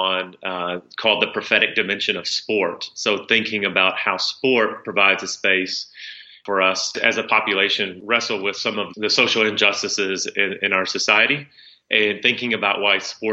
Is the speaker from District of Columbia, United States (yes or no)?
no; South Central Kentucky, United States; growing up in South Central Kentucky, if you're not part of a church community, there's a lot of privileges you don't have